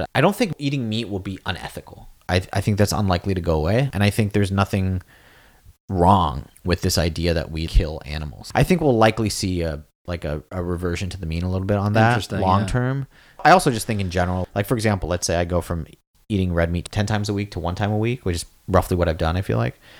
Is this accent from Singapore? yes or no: yes; Singapore; also born or lived in New York, United States / Los Angeles, United States; now in Provo, United States; I'd say I would bias towards the city ideal because I was like, I was born in New York, grew up in Singapore, LA for school